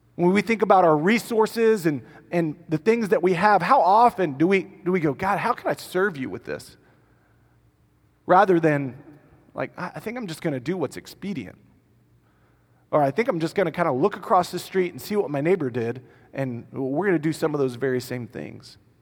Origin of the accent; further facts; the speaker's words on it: United States; because I'm American